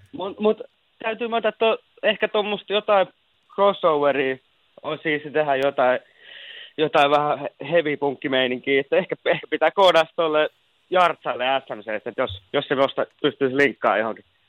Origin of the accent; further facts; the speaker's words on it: Turku, Southwest Finland, Finland; moved away as an adult; now in Helsinki, Finland; se on mun kotikaupunki. Se on aina mun sydämessä